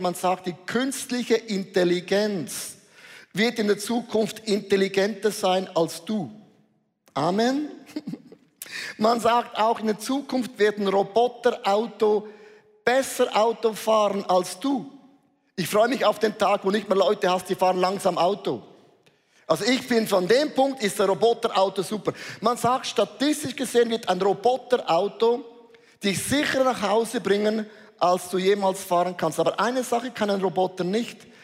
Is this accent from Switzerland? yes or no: yes; Switzerland; hat unser Bundesrat gesagt